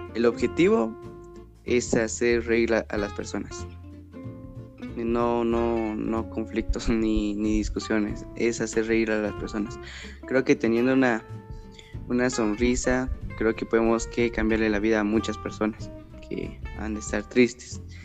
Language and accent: Spanish; Guatemala; soy originario de Guatemala